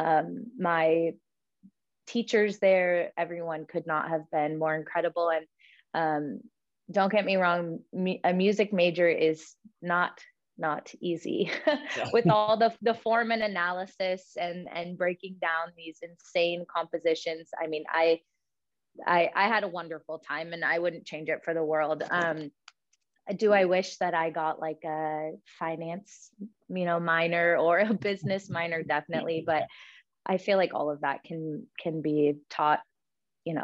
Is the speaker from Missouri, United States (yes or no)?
no; Sacramento Delta, California, United States; I grew up on the Delta, and both my parents worked in Sacramento